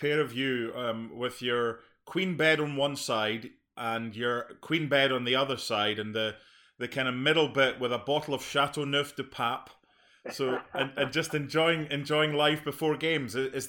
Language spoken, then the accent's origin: English; Scotland, United Kingdom; I'm Scottish.